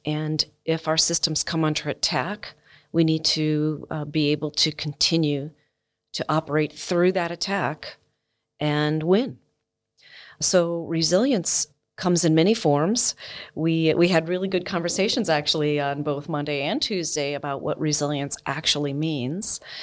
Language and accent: English; United States; as an American